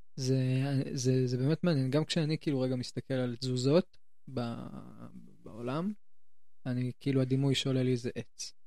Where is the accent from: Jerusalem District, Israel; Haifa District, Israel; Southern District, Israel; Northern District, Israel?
Jerusalem District, Israel; Jerusalem; מבית הכרם